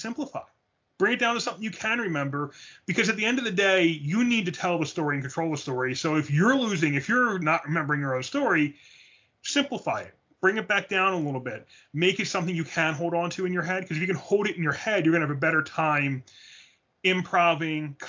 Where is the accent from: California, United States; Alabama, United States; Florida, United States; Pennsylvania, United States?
Pennsylvania, United States; Philadelphia; we're from Philly.